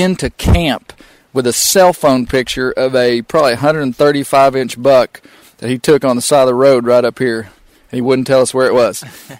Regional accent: Texas, United States; moved away as an adult; now in Arkansas, United States; growing up in Texas, I grew up on the coast

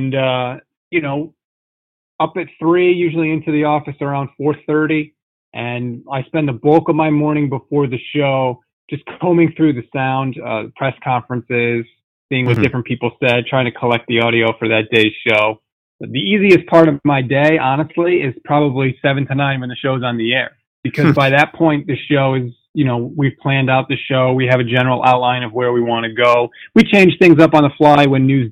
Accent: Connecticut, United States; I'm born and raised in Connecticut

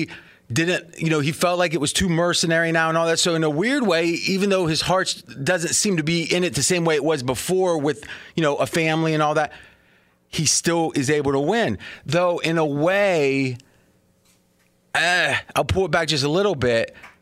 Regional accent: Ohio, United States; now in Las Vegas, United States; I'm not a Southern boy, right? I grew up in Ohio

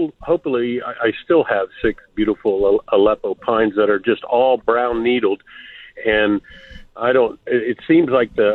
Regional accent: East Coast, United States; moved away; where I was raised on the East Coast in the pine forest

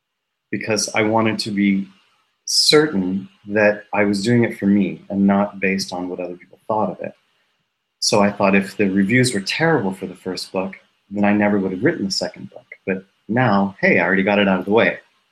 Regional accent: Tennessee, United States; also born or lived in New York; now in Stockholm, Sweden; I'm an American living in Stockholm, Sweden, actually. I was raised in Tennessee in the South, and then I lived for 13 years in New York.

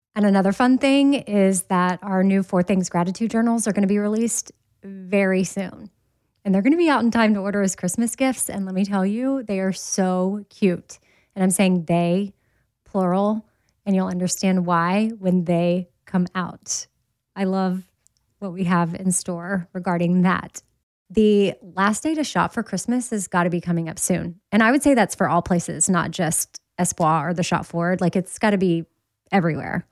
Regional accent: Austin, Texas, United States; now in Nashville, United States; I'm from Austin

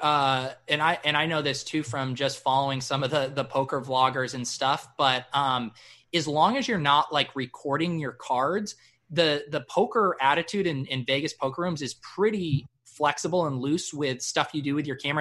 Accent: Colorado, United States; moved away as an adult; also born or lived in San Diego, California / Granada, Spain; now in Massachusetts, United States; when I go back home to Colorado

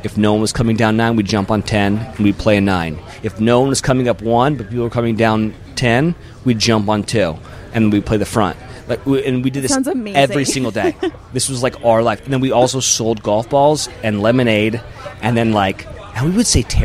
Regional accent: Monterey, California, United States; I grew up on Old Del Monte on the corner of 9 and 10

